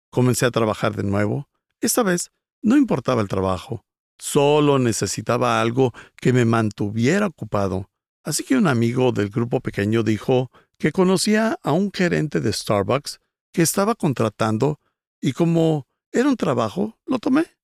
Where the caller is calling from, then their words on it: Mexico City, Mexico; Hola, pastor Rick. … soy de la Ciudad de México.